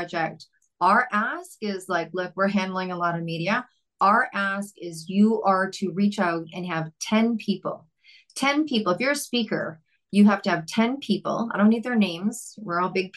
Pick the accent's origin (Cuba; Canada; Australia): Canada; Vancouver, British Columbia; I'm from Vancouver, Canada